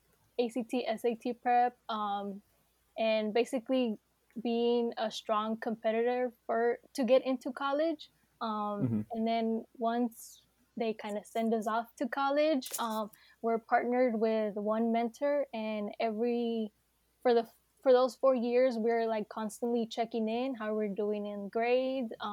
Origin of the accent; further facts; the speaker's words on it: Bay Area, California, United States; I grew up in the Bay Area